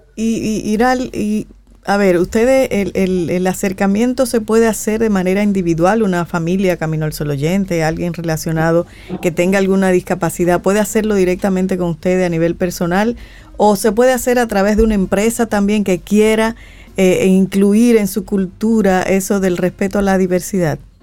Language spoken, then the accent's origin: Spanish; Fantino, Sánchez Ramírez, Dominican Republic; also born or lived in La Vega; yo me crié en un municipio de Cotuí que se llama Fantino y le dicen la piña. Yo, soy, yo me crié de ahí. Nací en La Vega